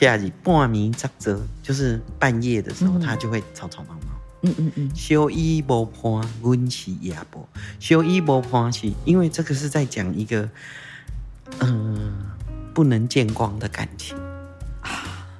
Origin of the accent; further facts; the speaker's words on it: Tainan, Taiwan; first language Taiwanese Hokkien; Chinese is a second language; 对，我在台南生的。